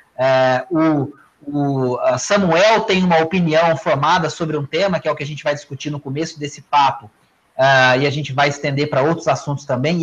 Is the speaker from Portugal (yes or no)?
no; interior of Minas Gerais, Brazil; accent: Mineirinho do interior; um sotaque que é o meu, que é do Mineirinho do interior